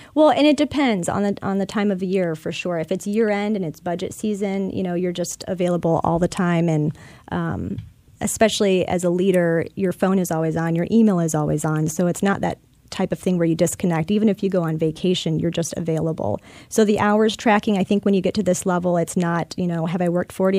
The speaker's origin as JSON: {"language": "English", "town": "Chicago", "region": "Illinois", "country": "United States", "tie": "born or raised there", "moved": "yes", "lives_now": "Tampa, United States", "said": "born and raised in Chicago, Illinois, just outside in the suburbs"}